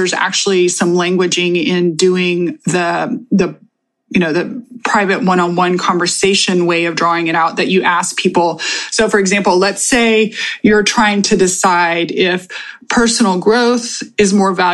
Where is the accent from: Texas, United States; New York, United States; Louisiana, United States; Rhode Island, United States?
Texas, United States; I am from Texas